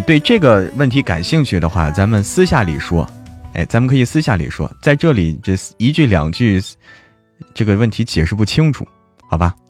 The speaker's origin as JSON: {"language": "Chinese", "region": "North China", "country": "China", "said": "嗯，我是北方人，不让随便啊，就是，哎呀，开玩笑的。"}